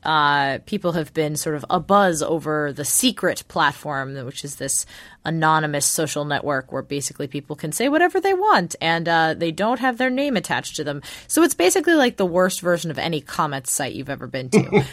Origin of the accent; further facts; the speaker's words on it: Los Angeles, California, United States; I had friends who lived in West Covina when I was growing up in Los Angeles